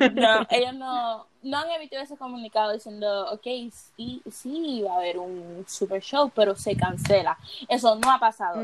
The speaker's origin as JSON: {"language": "Spanish", "country": "Puerto Rico", "said": "en mi país, que es un país donde el eh, es trópico, acá no baja de 95"}